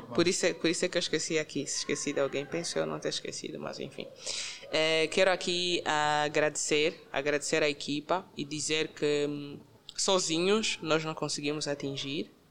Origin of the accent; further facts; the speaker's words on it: Angola; Eu sou angolana, okay. de raiz, sem, sem dúvidas